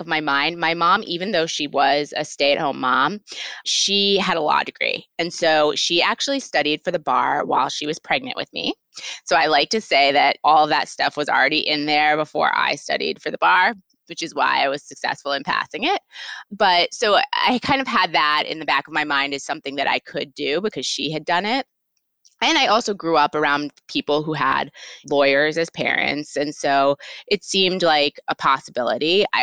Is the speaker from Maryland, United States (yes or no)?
yes; Potomac, Maryland, United States; also born or lived in Atlanta, Georgia / Cambridge, Massachusetts; now in New York, United States; I grew up in Potomac, Maryland, right outside DC, and my mom still lives there now, so I go back often